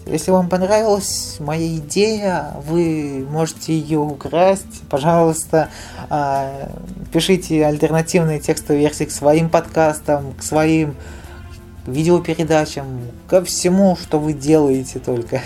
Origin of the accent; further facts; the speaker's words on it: Nizhny Novgorod, Nizhny Novgorod Oblast, Russia; я в Нижнем Новгороде живу